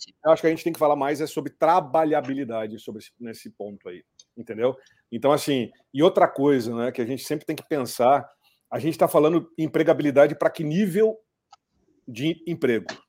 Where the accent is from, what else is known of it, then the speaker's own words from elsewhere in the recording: Cruz Alta, Rio Grande do Sul, Brazil; also born or lived in Porto Alegre / Rio de Janeiro; now in São Paulo, Brazil; eu nasci lá em Cruz Alta. É, de Cruz Alta fui para Porto Alegre, de Porto Alegre vim parar em São Paulo e nos últimos 22 anos estou aí entre São Paulo e Rio